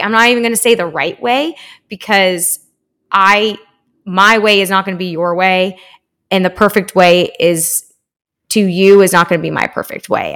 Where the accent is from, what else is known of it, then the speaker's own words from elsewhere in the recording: Spring, Texas, United States; now in Austin, United States; I grew up in Houston, uh, it's spr-, right outside, uh, in spring in Northwest Houston.